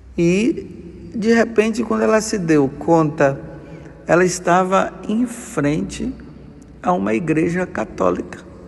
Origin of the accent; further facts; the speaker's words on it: Brazil; eu que sou brasileiro